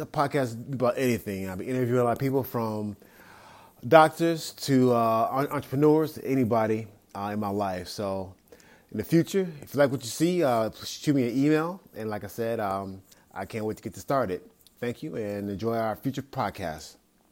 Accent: Chicago, Illinois, United States; moved away as an adult; now in Arizona, United States; born and raised in the west side of Chicago all my life

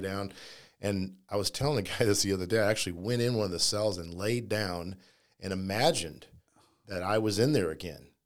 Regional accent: Kansas City, Missouri, United States; moved away as an adult; now in St. Louis, United States; I grew up in Kansas City

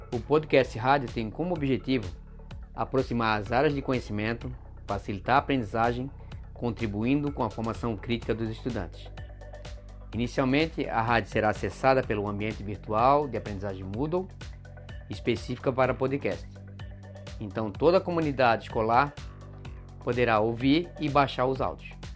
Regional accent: Florianópolis, Santa Catarina, Brazil; Sou de Florianópolis, manezinho da ilha

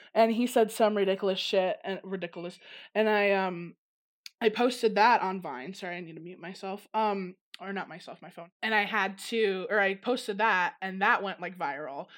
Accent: Downers Grove, Illinois, United States; moved away as an adult; also born or lived in Los Angeles; now in Arizona, United States; from the suburbs of Chicago, Jenners Grove. Grew up there in the same house since I was eighteen

